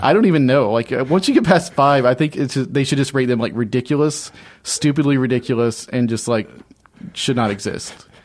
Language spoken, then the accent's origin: English; Alabama, United States; moved away as an adult; now in Orlando, United States; I grew up in Alabama for the first eighteen years of my life